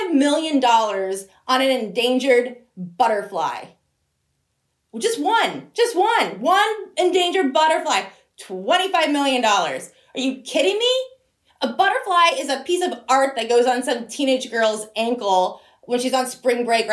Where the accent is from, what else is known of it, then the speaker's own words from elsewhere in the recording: Broward County, South Florida, United States; I grew up in South Florida, Broward County